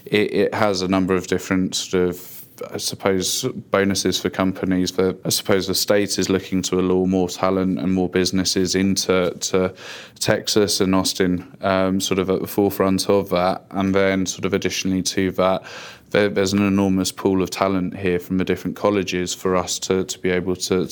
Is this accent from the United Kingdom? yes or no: yes; London, United Kingdom; moved away as an adult; now in United States; No, I'm not a native of here. I grew up in London initially, but moved out to the States about 5 or 6 years ago.